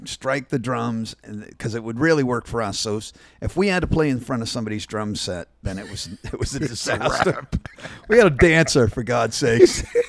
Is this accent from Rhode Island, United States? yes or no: yes; Providence, Rhode Island, United States; From Providence, Rhode Island, but I told you that early on because you're from Rhode Island too, right?